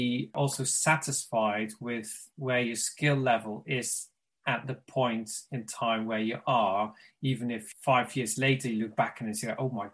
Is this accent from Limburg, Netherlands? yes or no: yes; Limburg, Netherlands; moved away as an adult; now in Brighton, United Kingdom; And I'm originally from Limburg, a very small town in the Netherlands. And I now live in Brighton. I've lived here for over 20 years.